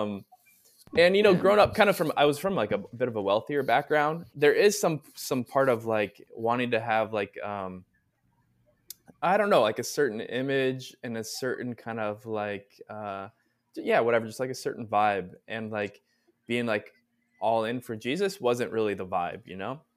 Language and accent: English; Southern California, United States; moved away; I'm originally from Southern California, so grew up there